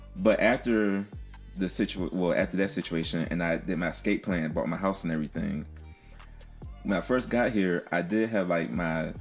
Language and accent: English; Philadelphia, Pennsylvania, United States; moved away; Philly, my hometown